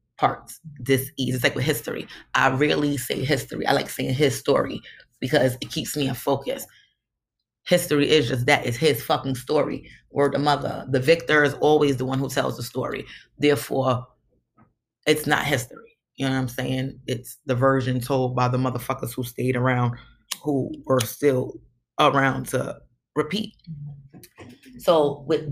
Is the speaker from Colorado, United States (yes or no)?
no; New York City, New York, United States; I'm from Brooklyn